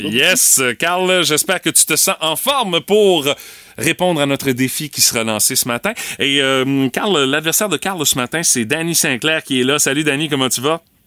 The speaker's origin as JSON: {"language": "French", "town": "Rimouski", "region": "Quebec", "country": "Canada", "tie": "born or raised there", "said": "j'ai grandi à Pointe-au-Père."}